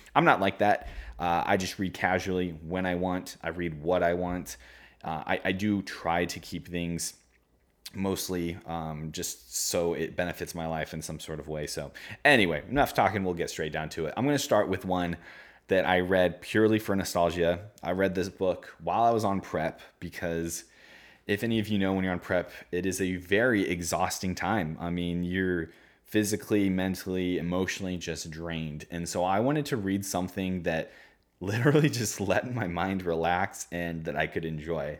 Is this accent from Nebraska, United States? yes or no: yes; Omaha, Nebraska, United States; I'm from Omaha, Nebraska